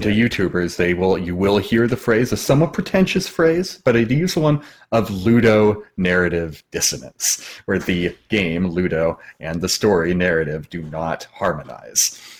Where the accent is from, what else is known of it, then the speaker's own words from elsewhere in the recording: Washington, United States; moved away as an adult; also born or lived in California; I left my home state of Washington and traveled to California to go to school to be an actor